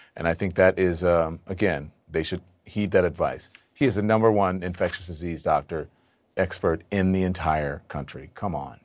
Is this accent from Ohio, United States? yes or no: no; Louisiana, United States; moved away as an adult; also born or lived in Texas; now in New York, United States; I grew up in a red state, right? I lived in mostly red states